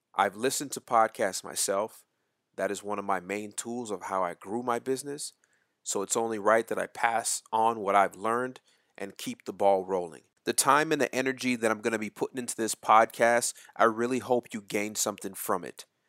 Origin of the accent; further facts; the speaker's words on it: Winston-Salem, North Carolina, United States; moved away as an adult; also born or lived in Port Chester, New York; our family moved to the small town in Winston-Salem, North Carolina, and that is where I basically was raised. I went to high school, middle school, elementary school, all of that right there in Winston-Salem, North Carolina.